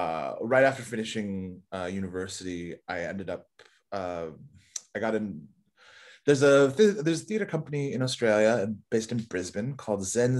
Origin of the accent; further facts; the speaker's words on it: South Korea; born there; also born or lived in Canada; So I lived there for a short while when I was younger as well. {S2} Nice. {S1} Even though I was born in Korea.